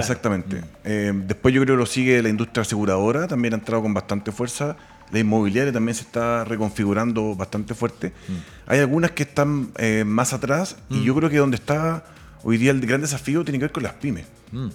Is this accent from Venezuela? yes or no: no; Chile